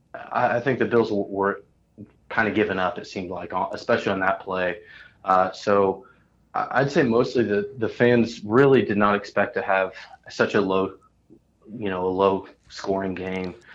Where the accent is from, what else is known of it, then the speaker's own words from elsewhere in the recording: Indianapolis, Indiana, United States; I'm from Indianapolis